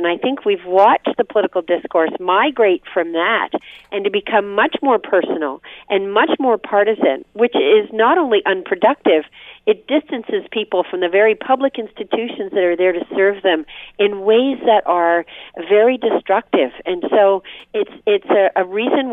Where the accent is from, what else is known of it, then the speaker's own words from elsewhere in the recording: Windsor, Ontario, Canada; I came from Windsor. Mm-hmm. My dad was an auto worker